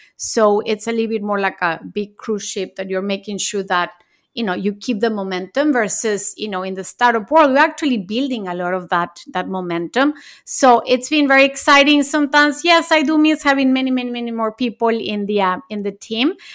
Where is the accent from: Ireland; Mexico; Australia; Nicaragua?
Mexico; moved away as an adult; also born or lived in Japan; I was born in Mexico, then I went to college and lived in Japan